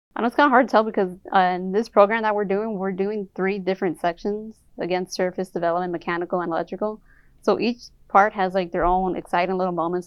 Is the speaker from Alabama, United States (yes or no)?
no; Inglewood, California, United States; I'm from originally from Inglewood, California